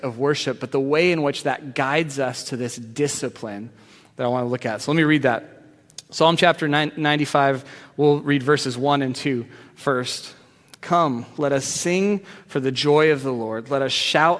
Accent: Arizona, United States; moved away as an adult; now in Seattle, United States; I was from Arizona

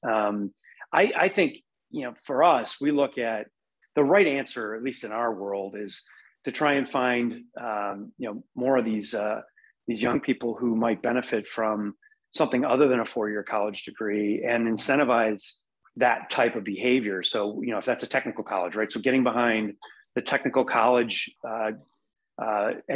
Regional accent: Wisconsin, United States; I'm born and raised in Wisconsin, love it here.

